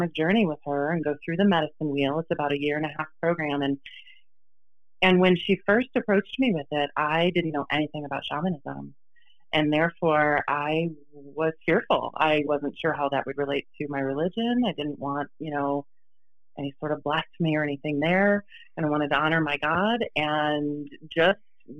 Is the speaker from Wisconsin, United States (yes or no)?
no; Michigan, United States; We grew up in Michigan